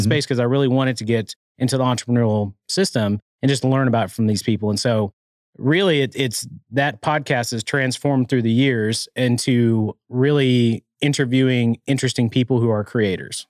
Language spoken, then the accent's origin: English; Arkansas, United States; now in Rogers, United States; growing up in Arkansas